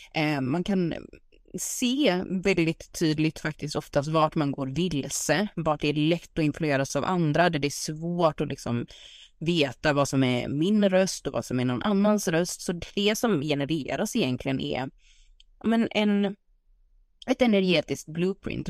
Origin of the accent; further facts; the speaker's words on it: Sweden; also born or lived in United States; hemma i Sverige